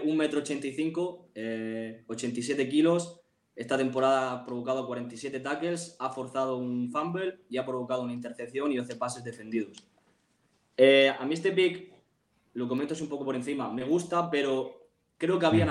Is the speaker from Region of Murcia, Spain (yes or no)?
yes; Murcia, Region of Murcia, Spain; yo soy de Murcia